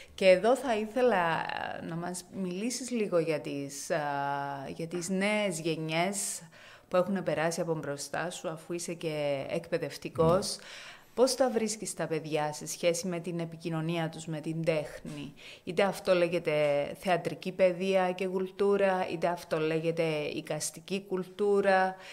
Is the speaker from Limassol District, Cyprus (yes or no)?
yes; Limassol, Limassol District, Cyprus; εμείς που ε, έχουμε γεννηθεί σε αυτή την πόλη.